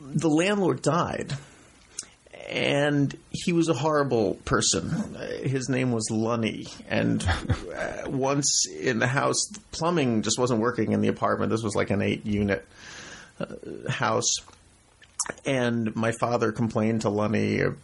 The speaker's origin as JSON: {"language": "English", "town": "New York City", "region": "New York", "country": "United States", "tie": "born or raised there", "also_born_or_lived": "Brooklyn, New York", "said": "I was born in New York. Up until I was six years old, my family lived in Manhattan"}